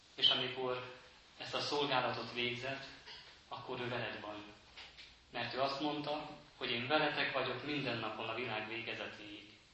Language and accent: Hungarian; Transylvania, Romania; moved away as an adult; now in Hungary; mert én erdélyi származású vagyok, ahol eh, az a település, ahol én is születtem